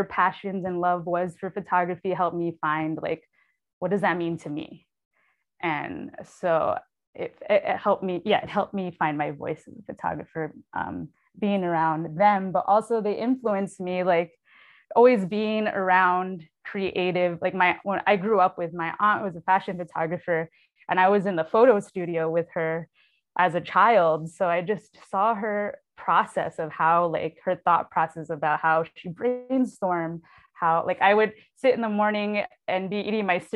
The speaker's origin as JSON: {"language": "English", "town": "New York City", "region": "New York", "country": "United States", "tie": "born or raised there", "also_born_or_lived": "Lower East Side, New York City", "moved": "as an adult", "lives_now": "San Antonio, United States", "said": "I was raised in New York City, born in San Antonio."}